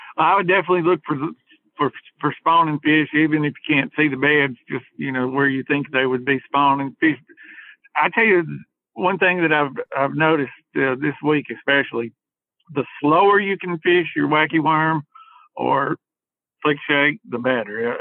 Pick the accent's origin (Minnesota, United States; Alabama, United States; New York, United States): Alabama, United States; Hartselle; I grew up in in Hartford, which is 15 minutes from Wheeler and Decatur, and you know, so I've I fished wheeler my entire life.